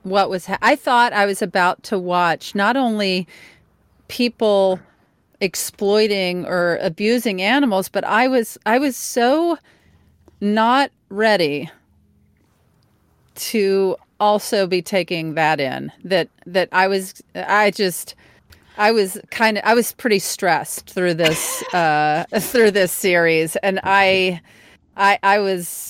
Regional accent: Mississippi, United States; I'm from Mississippi.

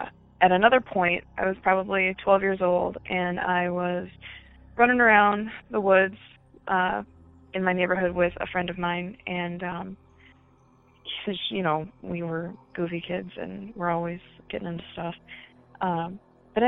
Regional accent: Great Lakes, United States; but I'm from the Great Lakes region and my stories pretty much are all in my childhood. I grew up in a haunted house

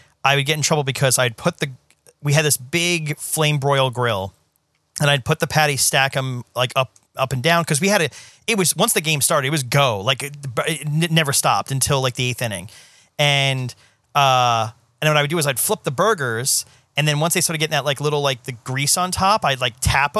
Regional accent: Staten Island, New York, United States; The closest I came was, you know, I grew up in New York and Staten Island.

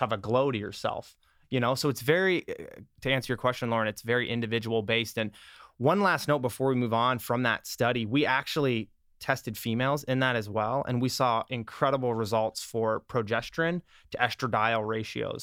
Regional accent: Iowa, United States; also born or lived in Minnesota; now in Los Angeles, United States; I was born and raised in Iowa. I lived in Minnesota then, and then I moved here.

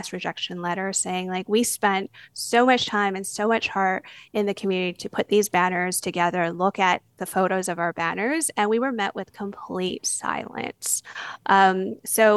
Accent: Vancouver, British Columbia, Canada; I grew up dancing in Mimi Ho's Strathcona Chinese Dance Company

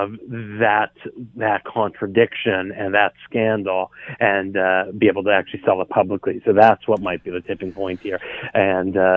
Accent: Canada; as a Canadian conservative

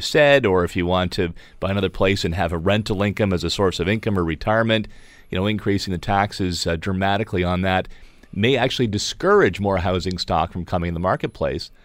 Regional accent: Niagara Peninsula, Ontario, Canada; I'm born and raised in the Niagara Peninsula

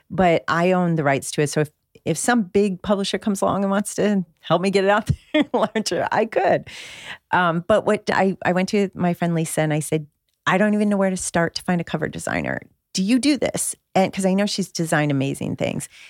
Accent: just outside of Detroit, Michigan, United States; now in California, United States; I grew up in Michigan, right? In just outside of Detroit.

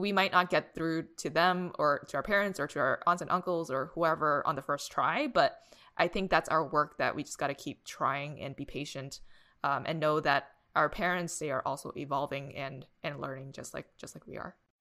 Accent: Boston, Massachusetts, United States; growing up in Boston

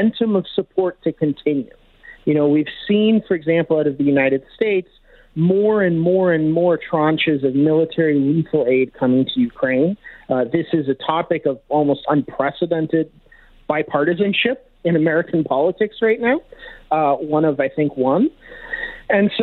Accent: Canada; as a Canadian

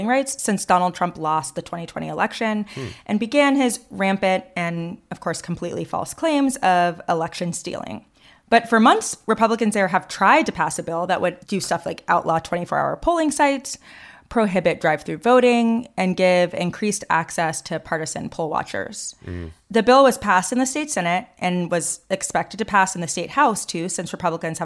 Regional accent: Fulton County, Georgia, United States; in my home state and home county

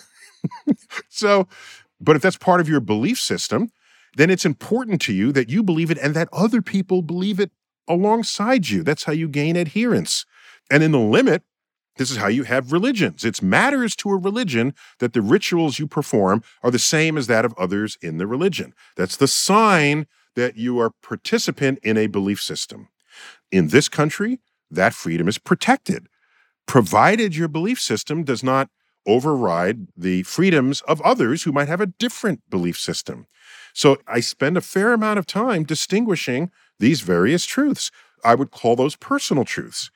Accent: New York City, New York, United States; my hometown, New York City

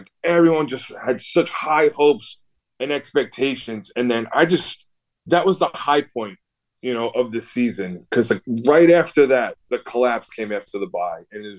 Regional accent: New York, United States; moved away as an adult; now in Chicago, United States; I grew up in New York, born and raised, but I recently moved out to Chicago.

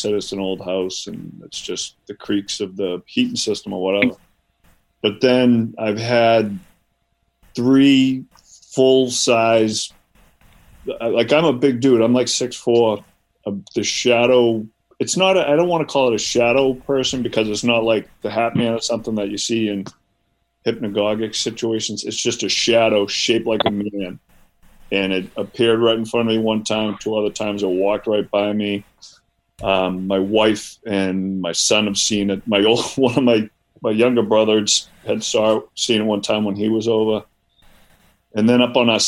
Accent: Boston, Massachusetts, United States; I'm from the Boston area originally

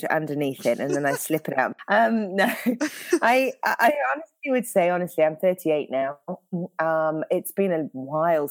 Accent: United Kingdom; now in Northern California, United States; the accent throws everyone off. So I'm British originally

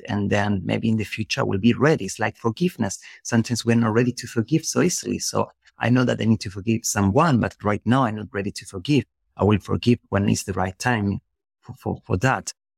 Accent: Spain; English is a second language; moved away as an adult; also born or lived in Germany; I was living in, in another country because I'm from Spain. So I was living in Germany in that moment.

